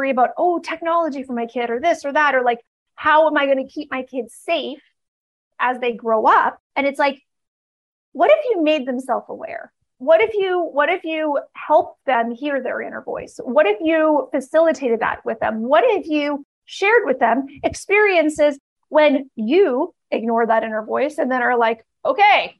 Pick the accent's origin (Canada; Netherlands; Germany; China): Canada; I grew up in Canada